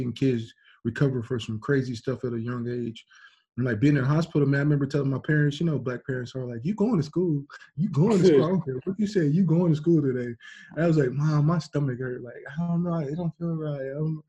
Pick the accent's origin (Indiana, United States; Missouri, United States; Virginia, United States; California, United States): California, United States; San Diego; It was an apartment, because like in where I grew up in California, in San Diego, like they had like all these little stone things for drive-bys